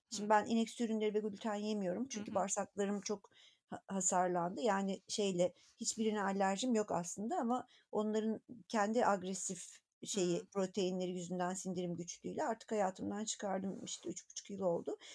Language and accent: Turkish; Anatolia, Turkey; born there; annem babam öğretmen, Anadolu'nun bir köyünde doğdum. Oradan oradan buraya gelene kadarki yolculuğumu düşünüyorum.